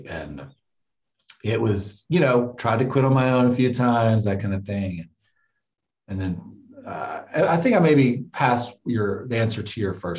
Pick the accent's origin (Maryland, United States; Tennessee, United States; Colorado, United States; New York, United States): Tennessee, United States; moved away as an adult; I was like 21 after I'd moved to I moved from Tennessee to California.